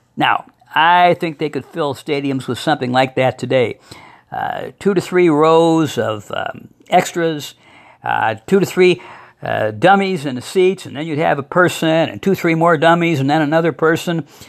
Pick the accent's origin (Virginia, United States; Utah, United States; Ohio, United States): Ohio, United States; Toledo; When I was growing up in Toledo